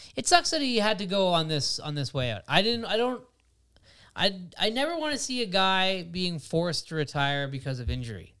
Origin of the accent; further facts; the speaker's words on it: Ottawa, Ontario, Canada; I'm not from Montreal. I'm from Ottawa.